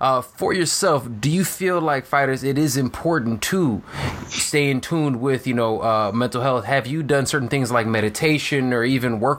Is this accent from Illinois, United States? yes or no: yes; Chicago, Illinois, United States; I'm from Chicago